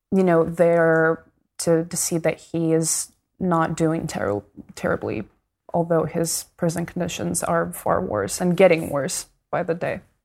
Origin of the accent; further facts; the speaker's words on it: Moscow, Russia; moved away; I grew up in Moscow